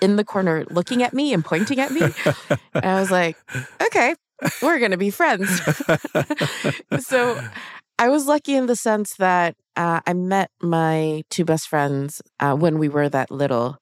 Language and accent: English; Sweden; I'm born and raised in Sweden